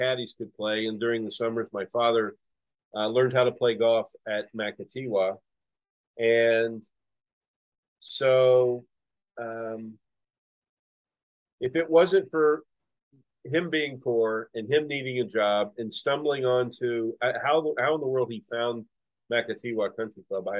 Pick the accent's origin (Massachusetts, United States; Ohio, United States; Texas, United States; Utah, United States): Ohio, United States; Cincinnati; I grew up in Cincinnati